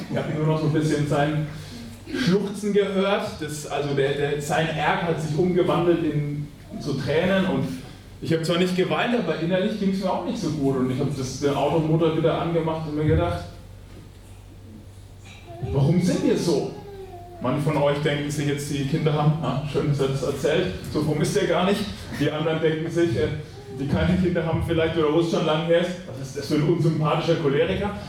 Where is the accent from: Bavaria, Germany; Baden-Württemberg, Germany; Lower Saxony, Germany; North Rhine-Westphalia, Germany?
Bavaria, Germany; Schweinfurt; ich ähm, komme aus Schweinfurt, also bin auch ein Franke und ich habe heute Morgen gemerkt, ich habe sogar mittelfränkische Wurzeln.